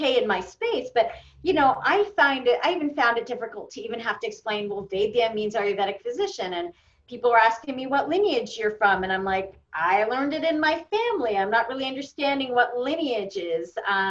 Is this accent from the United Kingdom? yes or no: no; Canada; you get to the country, you're like, oh, I'm so Canadian, and you become the Canadian.